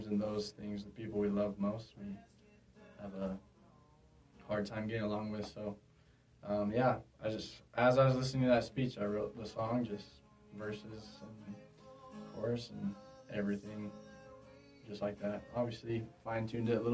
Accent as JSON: {"language": "English", "town": "Peoria", "region": "Arizona", "country": "United States", "tie": "born or raised there", "said": "I'm from Phoenix, Arizona, specifically the Peoria area, about 20 minutes northwest of Phoenix"}